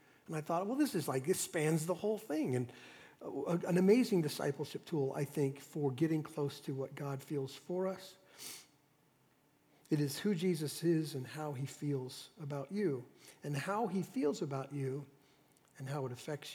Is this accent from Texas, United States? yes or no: yes; Dallas, Texas, United States; I was raised in Dallas, Texas in the 60s